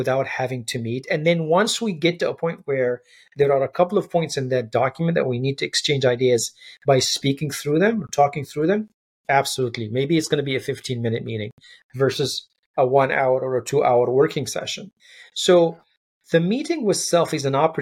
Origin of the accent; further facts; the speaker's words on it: Egypt; when I growing up in Egypt